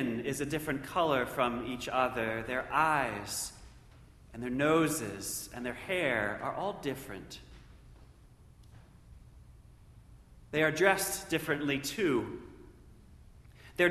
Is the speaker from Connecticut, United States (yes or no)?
no; Central Ohio, United States; a kid growing up in Central Ohio